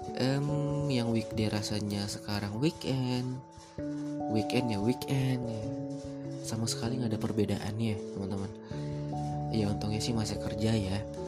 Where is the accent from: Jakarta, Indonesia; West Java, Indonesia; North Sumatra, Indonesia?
North Sumatra, Indonesia; Padang Sidempuan; moved away as an adult; saya pribadi yang memang merantau dari kota asal saya, Padang Sidimuun